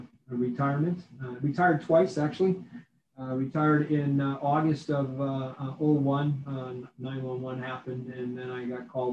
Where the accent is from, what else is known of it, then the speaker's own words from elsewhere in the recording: Wisconsin, United States; moved away as an adult; now in Missouri, United States; I'm originally from Wisconsin. I was in a rural community in Wisconsin. It was where I grew up